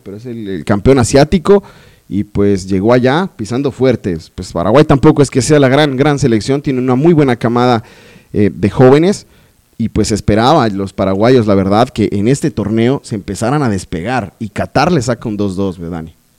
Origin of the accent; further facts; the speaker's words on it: Colombia; soy colombiano